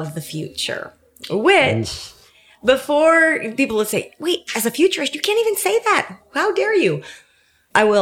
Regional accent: San Francisco, California, United States; I was born and raised in San Francisco, Silicon Valley in the back door

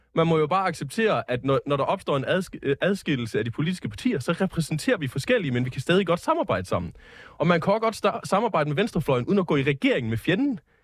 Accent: South Jutland, Southern Denmark, Denmark; i Sydjylland, hvor jeg kommer fra

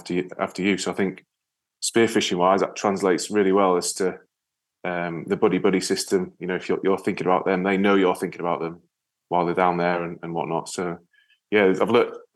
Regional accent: Yorkshire and the Humber, United Kingdom; now in Wales, United Kingdom; Although I'm based in Wales, I'm actually from North Yorkshire.

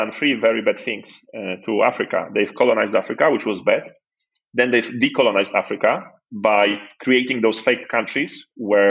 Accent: Poland; moved away; also born or lived in Nigeria; I was born in Poland just after communism or like at the end of it.

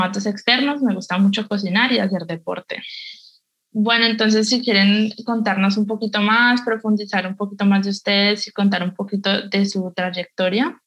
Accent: Cali, Valle del Cauca, Colombia; soy caleña

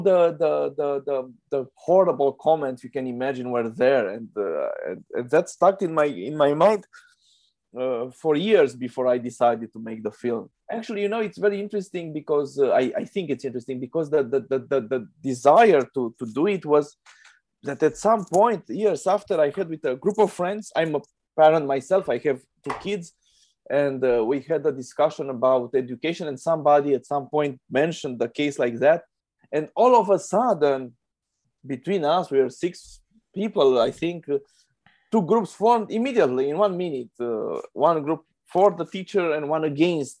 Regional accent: Romania; I'm a filmmaker from Romania.

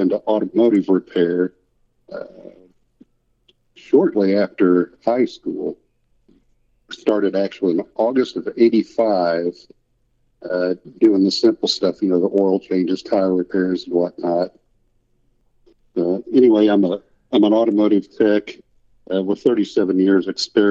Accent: Kansas City, Missouri, United States; I've grown up here. I'm actually in the greater Kansas City, Missouri area.

